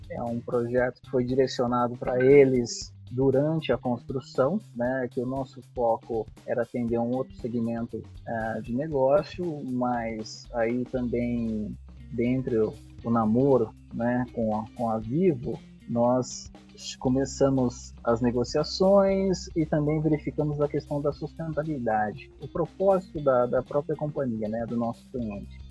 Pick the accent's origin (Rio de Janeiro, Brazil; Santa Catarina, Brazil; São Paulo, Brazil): São Paulo, Brazil; Santa Bárbara d'Oeste; Nasci em Santa Bárbara do Oeste, né? Próximo à cidade de Campinas.